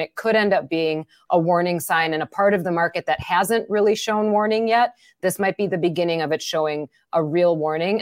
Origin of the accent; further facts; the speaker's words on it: Wisconsin, United States; accent: Wisconsin; my Wisconsin accent